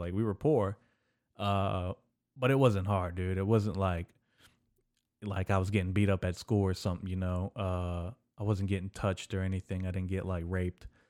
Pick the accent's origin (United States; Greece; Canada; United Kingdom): United States; as an American